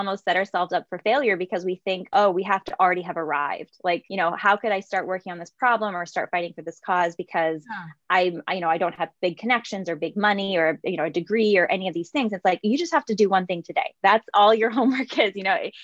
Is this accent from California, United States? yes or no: yes; San Jose, California, United States; I'm from San Jose, California, one of eight kids, so lots of younger brothers and sisters. And I grew up just seeing babies